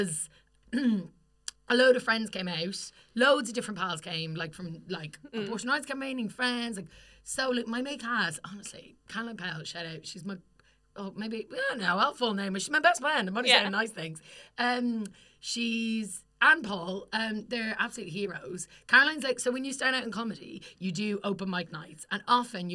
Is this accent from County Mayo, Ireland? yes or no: no; County Kildare, Ireland; now in London, United Kingdom; I'm from Kildare